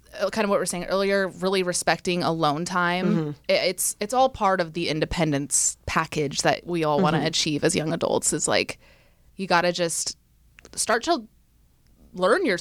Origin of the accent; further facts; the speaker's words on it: East Bay, California, United States; moved away as an adult; also born or lived in San Francisco; now in Los Angeles, United States; I grew up in the East Bay.